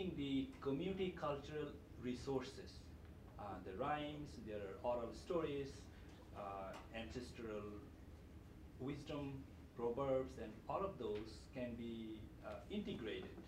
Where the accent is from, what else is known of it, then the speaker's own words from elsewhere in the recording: Bangladesh; I'm from Bangladesh, and I work for Indigenous Language Revival in the indigenous communities there